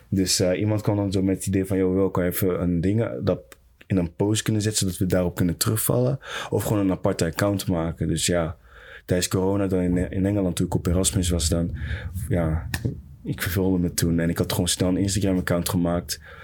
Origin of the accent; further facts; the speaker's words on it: Netherlands; Ik ben een Nederlander ook